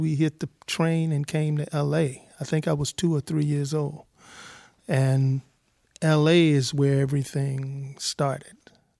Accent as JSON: {"language": "English", "town": "South Bend", "region": "Indiana", "country": "United States", "tie": "born there", "said": "I was born in South Bend, Indiana."}